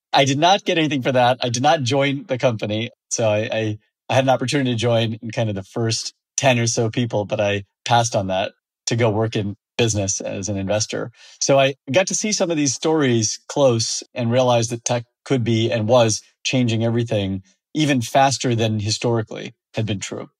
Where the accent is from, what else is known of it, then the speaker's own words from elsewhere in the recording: Fresno, California, United States; I grew up in the Central Valley of California in an ag town called Fresno